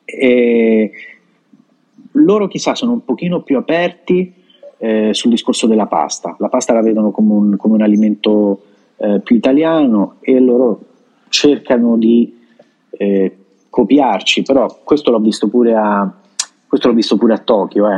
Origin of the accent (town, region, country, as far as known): Italy; moved away as an adult; also born or lived in Japan; now in Santo Domingo, Dominican Republic